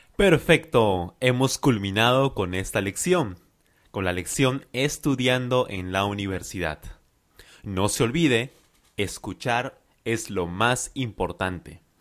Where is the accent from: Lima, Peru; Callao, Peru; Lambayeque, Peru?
Lima, Peru; I am from Lima, Peru.